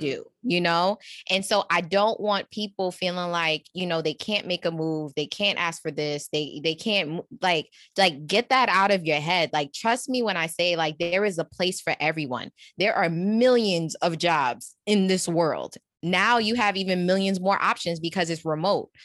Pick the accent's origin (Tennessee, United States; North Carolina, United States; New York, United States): New York, United States; I'm from New York